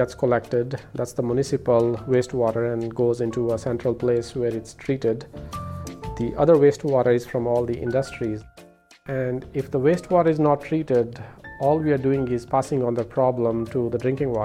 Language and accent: English; India; now in United States; I was born and brought up in India